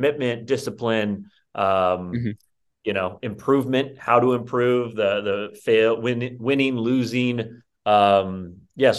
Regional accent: Rocklin, California, United States; I grew up in the suburbs of Sacramento, little town called Rockland

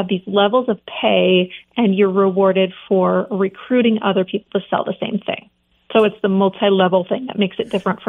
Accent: Montana, United States; also born or lived in California / Pennsylvania / Seattle; I grew up in Montana, was in California, then I was in Pennsylvania for a while, in Seattle.

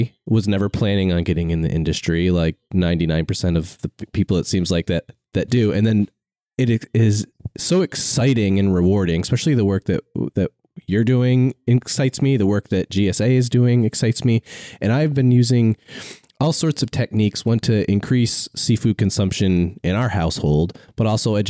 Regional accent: Vermont, United States; I grew up in Vermont

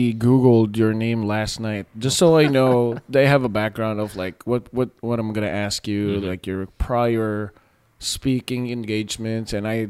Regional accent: Philippines; And of course, as a Filipino, I looked up the white people who are in the industry

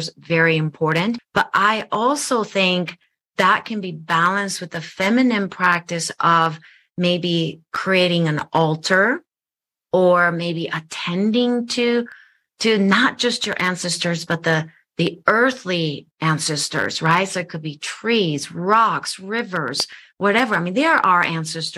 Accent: Japan; now in United States; I'm from Japan. I grew up in Japan.

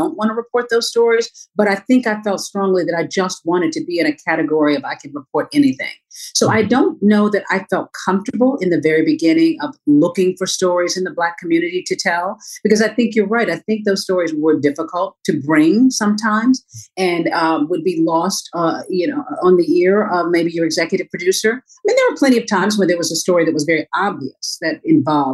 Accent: the South, United States; I grew up in the South

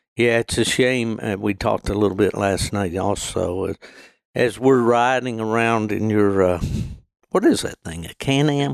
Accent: West Virginia, United States; also born or lived in Michigan; my home state of, uh, West Virginia

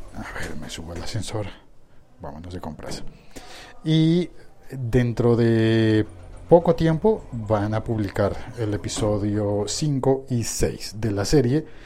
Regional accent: Colombia; como colombiano

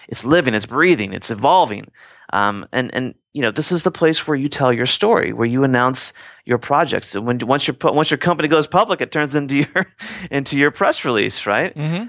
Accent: Midwest, United States; growing up in the Midwest

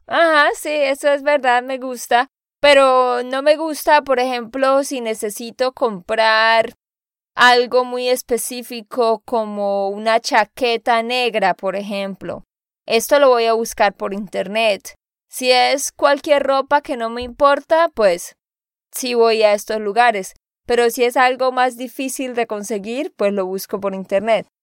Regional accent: Santander, Colombia; de Santander, Colombia

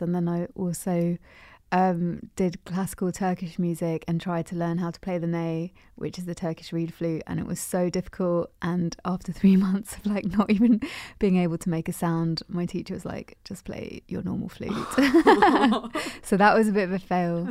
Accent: London, United Kingdom; I'm in Londoner, born and bred

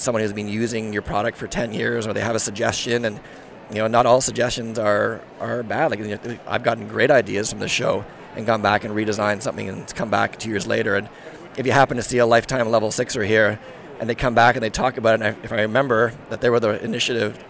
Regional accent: Sweden; I'm from Sweden, my background's from Sweden

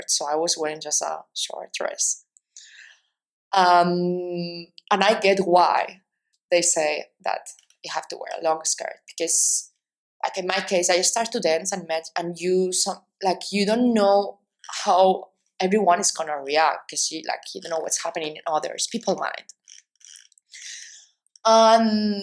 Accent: Spain; I'm Spanish

